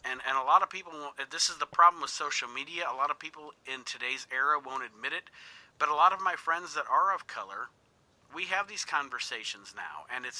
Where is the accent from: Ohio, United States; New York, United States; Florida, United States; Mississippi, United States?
Ohio, United States; Toledo; I grew up in an inner city. Like I live in a rural area now, but I grew up in Toledo, Ohio. I grew up in an inner city.